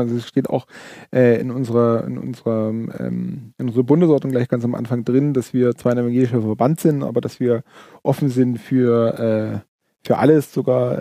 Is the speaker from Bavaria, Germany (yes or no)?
yes; Allgäu, Bavaria, Germany; wir kommen aus dem Allgäu